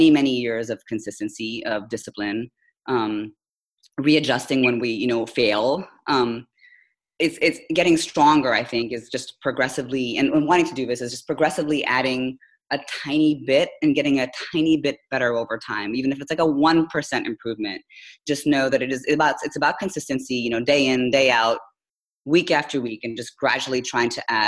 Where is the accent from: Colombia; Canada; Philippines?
Philippines; moved away as an adult; also born or lived in India; now in United States; I'm actually Indian by nationality, by descent, but I was born and raised in the Philippines, came to the US for college, so that's probably why I sound so not like an Indian